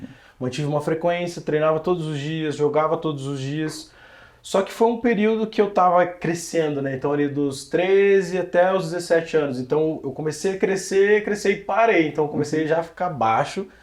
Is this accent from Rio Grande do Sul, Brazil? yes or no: no; Curitiba, Paraná, Brazil; eu cresci na rua, cara. Eu cresci na rua. Eu moro, eu vim de uma vila lá do Fazendia